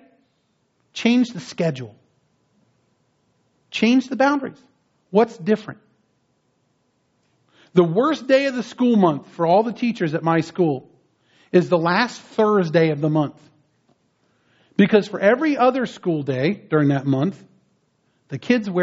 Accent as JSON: {"language": "English", "region": "New Jersey", "country": "United States", "tie": "born or raised there", "moved": "yes", "lives_now": "San Diego, United States", "said": "I grew up back east in New Jersey"}